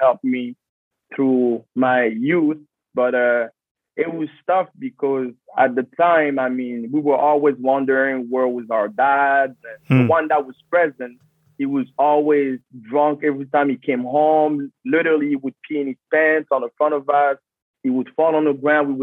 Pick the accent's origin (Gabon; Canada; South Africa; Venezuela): Gabon; Libreville, Estuaire; also born or lived in Congo; I was born in Gabon, Libreville it's called, but I'm originally, 100%, I'm Congolese.